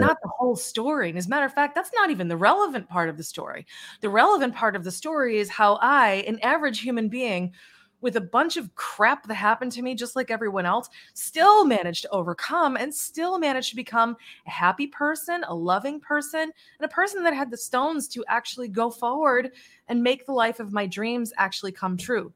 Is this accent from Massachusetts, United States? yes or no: yes; Charlton, Massachusetts, United States; also born or lived in Worcester, Massachusetts; now in Hawaii, United States; I was born in Worcester, Massachusetts, raised in Charlton, Massachusetts. Then I moved to Worcester, Massachusetts